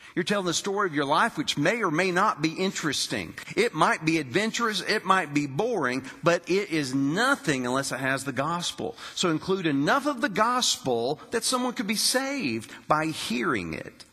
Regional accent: West Virginia, United States; moved away as an adult; also born or lived in Daytona Beach, Florida / North Carolina / Alabama / Arizona; I grew up in West Virginia in a loving home with my mother, my father, and my sister

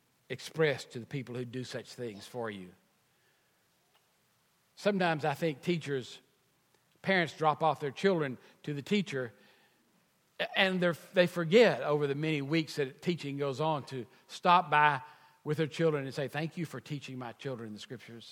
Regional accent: United States; being American, born in this country

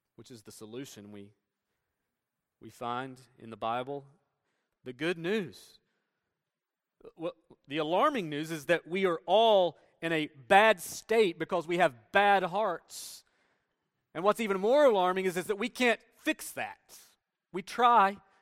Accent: Tennessee, United States; moved away as an adult; I grew up in Tennessee

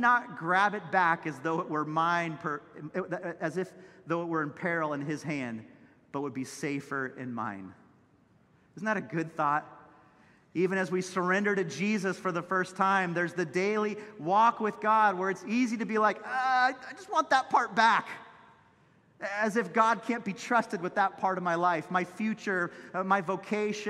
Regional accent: Santa Cruz, California, United States; Chip Ingram, who was my pastor growing up in Santa Cruz

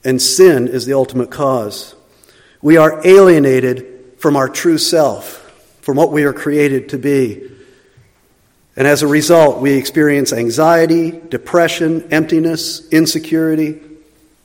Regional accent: the East, United States; moved away; also born or lived in Kansas City; I'm from the East

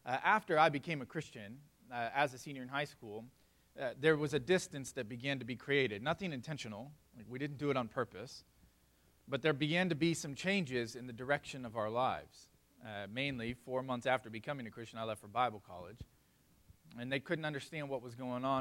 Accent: South Florida, United States; I grew up in South Florida

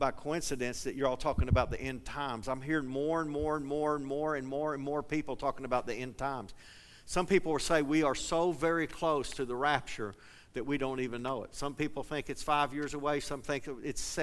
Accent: eastern Kentucky, United States; now in Colorado, United States; I grew up in eastern Kentucky, but I live in Colorado

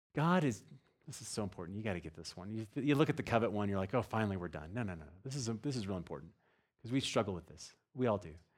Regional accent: Texas, United States; I'm from Texas

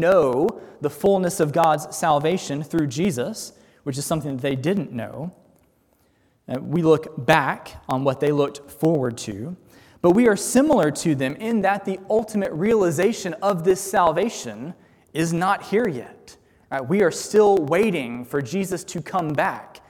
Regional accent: United States; American Christians

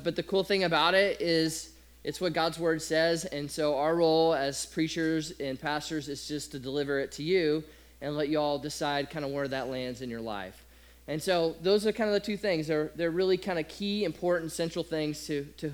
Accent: Nebraska, United States; I grew up in Nebraska

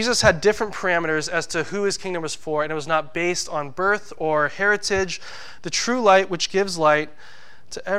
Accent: United States; our country, the U.S.

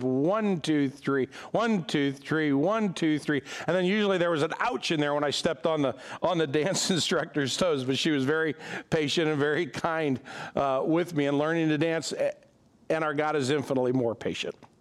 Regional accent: United States; being an American

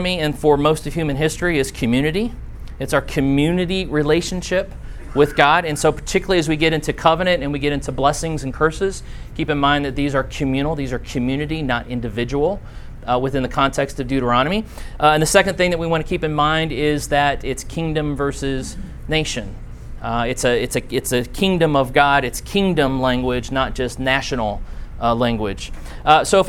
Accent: Blue Springs, Missouri, United States; moved away; when I was in first grade growing up in Blue Springs, Missouri, which is outside of Kansas City

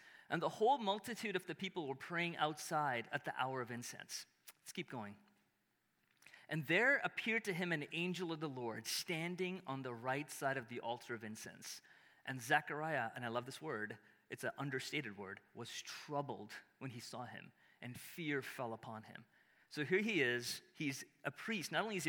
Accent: Chicago, Illinois, United States; I'm from Chicago.

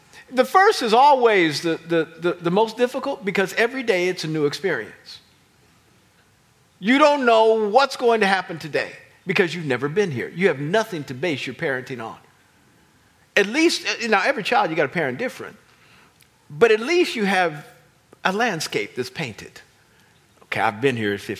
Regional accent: Kansas, United States; I grew up in Kansas

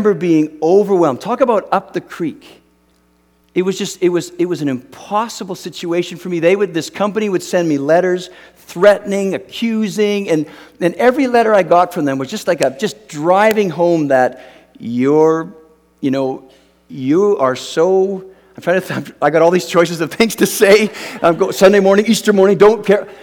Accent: Canada; moved away as an adult; now in United States; I grew up in Canada

